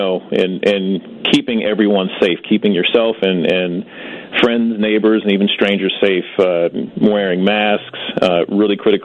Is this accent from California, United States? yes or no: no; Chicago, Illinois, United States; I'm a Chicagoan, born and raised here, never lived anywhere else.